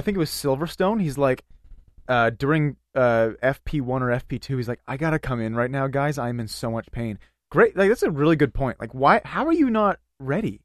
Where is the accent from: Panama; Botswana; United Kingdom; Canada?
Canada; we're Canadian.